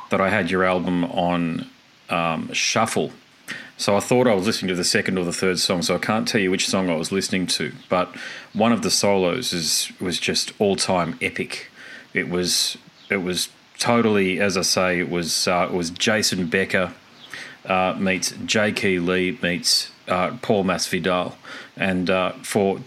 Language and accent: English; Australia; I'm Australian